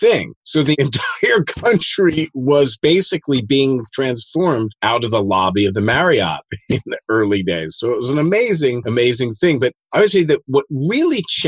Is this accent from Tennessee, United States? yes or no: no; Philadelphia, Pennsylvania, United States; moved away as an adult; also born or lived in Eastern Europe; I grew up in Philadelphia